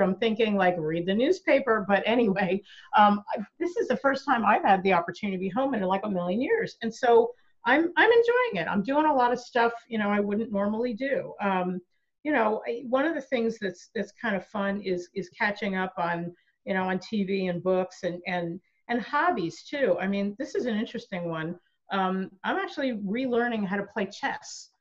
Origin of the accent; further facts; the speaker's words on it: New York, United States; moved away; I grew up in New York and I used to go to, into St. Patrick's Cathedral